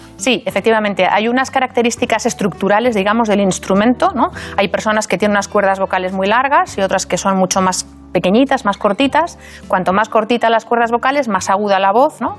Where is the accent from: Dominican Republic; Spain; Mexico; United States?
Spain; Valladolid, Castile and León; moved away as an adult; now in Madrid, Spain; yo soy vallisoletana. Mm, ah. Me siento de allí, aunque no nací allí, un poco por, circunstancias familiares, pero me he criado en Valladolid y siento que es mi ciudad